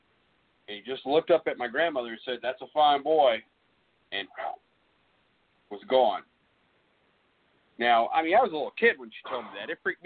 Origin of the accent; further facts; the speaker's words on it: California, United States; born there; I was born in California and she was here in Arkansas.